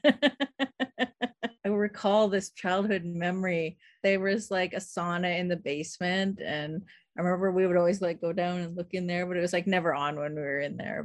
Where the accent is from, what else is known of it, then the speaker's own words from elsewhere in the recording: Saskatoon, Saskatchewan, Canada; I grew up in Saskatoon